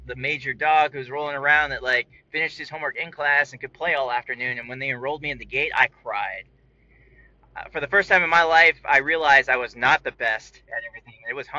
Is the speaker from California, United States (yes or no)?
yes; California, United States; born there; I was born on Travis Air Force Base in 1982.